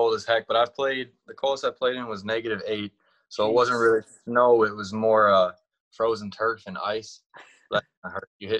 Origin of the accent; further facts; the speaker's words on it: Wisconsin, United States; I'm from Wisconsin